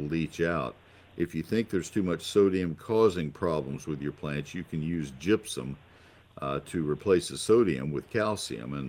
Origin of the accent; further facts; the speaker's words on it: College Station, Texas, United States; moved away as an adult; I grew up in College Station, lived there 20 years, and then moved away.